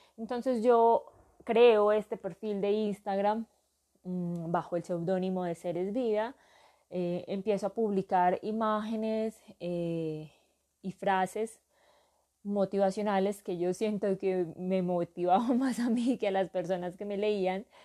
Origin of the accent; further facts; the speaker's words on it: Urabá, Antioquia, Colombia; now in southwest Antioquia, Colombia; soy natural, nací en, para mí, el paraíso del mundo, eh, la tierra del sol, Urabá